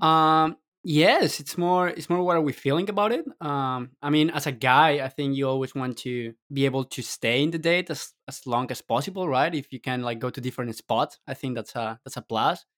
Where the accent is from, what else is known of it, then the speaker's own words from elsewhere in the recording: Colombia; I'm from Colombia